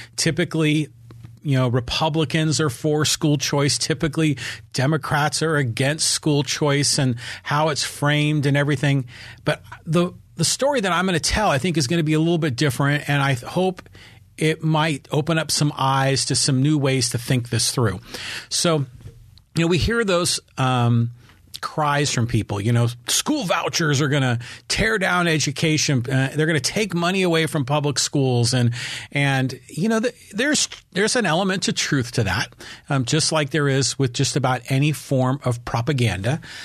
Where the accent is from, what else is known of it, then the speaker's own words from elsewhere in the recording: San Francisco, California, United States; also born or lived in Burlingame / San Diego; we're from San Francisco